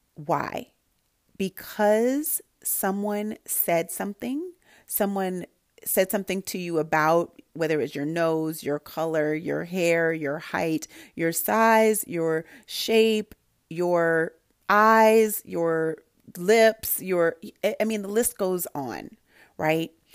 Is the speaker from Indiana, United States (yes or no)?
no; Santa Barbara, California, United States; I grew up in Santa Barbara, California, where there were a lot of people who didn't look like me